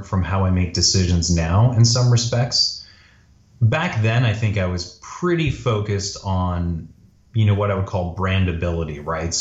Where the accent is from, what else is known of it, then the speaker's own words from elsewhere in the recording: Toronto, Ontario, Canada; moved away; also born or lived in Montreal / Northern California; So I was born in Montreal, but I grew up in Toronto